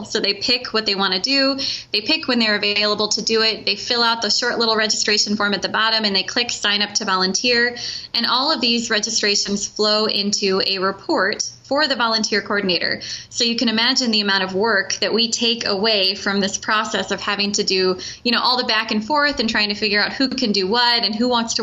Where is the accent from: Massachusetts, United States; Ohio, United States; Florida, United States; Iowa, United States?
Iowa, United States; Cedar Falls; I am an Iowa native. I grew up in Cedar Falls